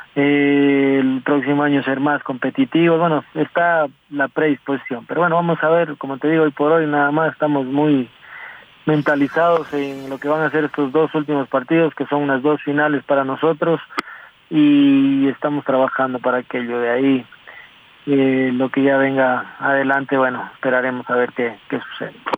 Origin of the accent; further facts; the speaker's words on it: Ecuador; como ecuatoriano